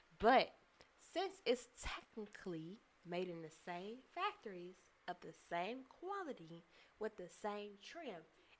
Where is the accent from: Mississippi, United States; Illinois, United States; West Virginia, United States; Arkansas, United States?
Illinois, United States; Chicago; from Chicago. I know how to whip that shit.